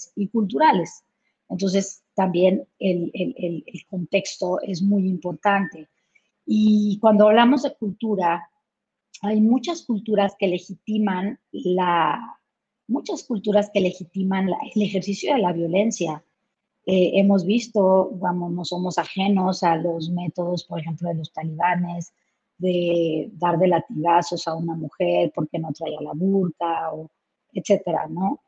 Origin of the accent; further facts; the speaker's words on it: Chihuahua, Mexico; yo soy originaria de Chihuahua y pues estamos pegados a Estados Unidos